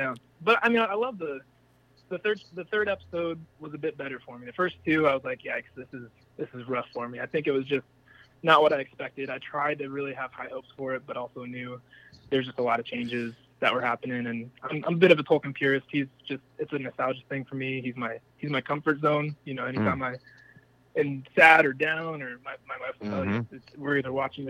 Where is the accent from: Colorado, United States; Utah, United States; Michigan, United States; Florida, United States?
Colorado, United States; now in Kentucky, United States; Colorado, so I'm trying to.